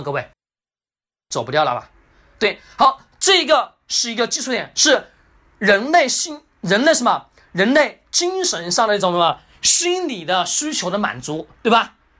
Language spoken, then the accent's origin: Chinese; China; 我们中国人